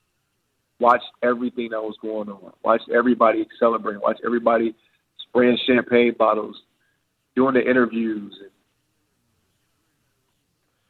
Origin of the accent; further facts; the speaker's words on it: Chicago, Illinois, United States; I was from Chicago